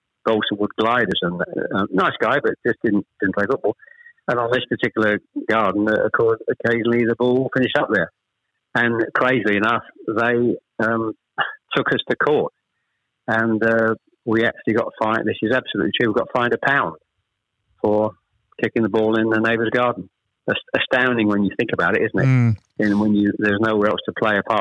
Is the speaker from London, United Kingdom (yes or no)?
no; Chelmsford, East of England, United Kingdom; also born or lived in Ashton-under-Lyne / Manchester; We actually moved south from Manchester. I was born in Ashton under Lyne. We actually moved south to Chelmsford when I was... Probably I was the eldest of three when I was probably about seven or eight